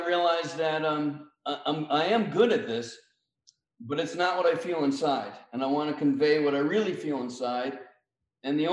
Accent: United States; as an American

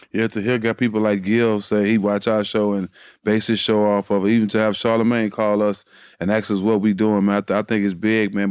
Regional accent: Port Arthur, Texas, United States; being from Port Arthur, Texas, nobody n, never n, heard about my city till … came about

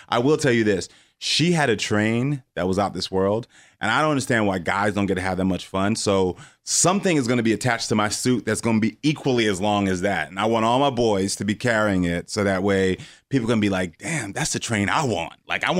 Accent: Parkland, Florida, United States; also born or lived in Houston; Houston, Texas. Well, was born in Houston, Texas, but then moved to Parkland, Florida. So Marjorie Stoneman Douglas, where the shooting happened, was my high school.

